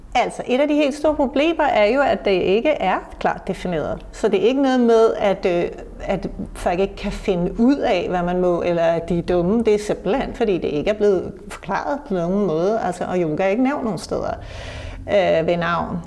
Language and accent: Danish; Copenhagen, Capital Region of Denmark, Denmark; vi som københavnere